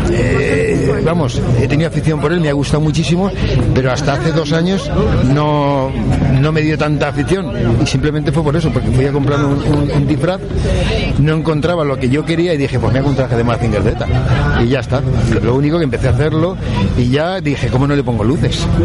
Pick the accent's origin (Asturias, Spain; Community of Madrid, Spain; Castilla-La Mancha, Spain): Castilla-La Mancha, Spain; Albacete; Pues mira, venimos de Albacete.